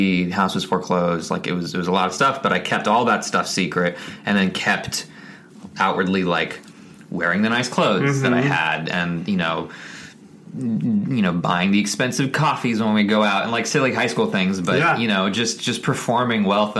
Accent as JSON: {"language": "English", "town": "Scottsdale", "region": "Arizona", "country": "United States", "tie": "born or raised there", "said": "Mm-hmm. Scottsdale, Arizona."}